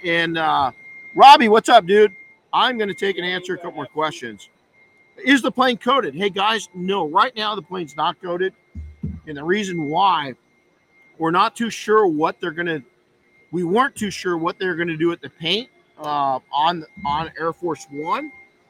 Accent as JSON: {"language": "English", "region": "Southern California", "country": "United States", "tie": "born or raised there", "said": "I grew up in Southern California where the Santa Ana winds."}